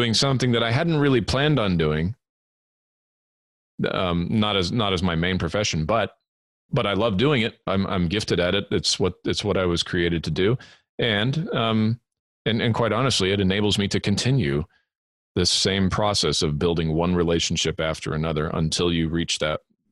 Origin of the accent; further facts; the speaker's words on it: Southern California, United States; moved away as an adult; also born or lived in Edmonton, Alberta, Canada / England; I was born in Edmonton, Alberta, in Canada, grew up there for the first 8 years of my life. And then we emigrated to Southern California, where I lived the following 13